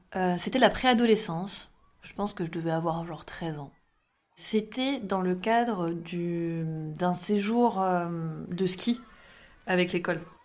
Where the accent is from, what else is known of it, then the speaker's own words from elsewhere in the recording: Champagne-Ardenne, Grand Est, France; now in Bordeaux, France; j'habite à Bordeaux, je travaille dans l'informatique et euh, je viens de Champagne-Ardenne